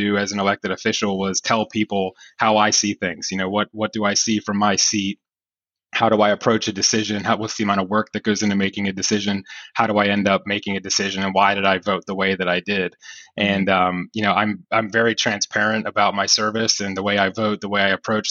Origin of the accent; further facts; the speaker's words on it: Northeast, United States; we're from the Northeast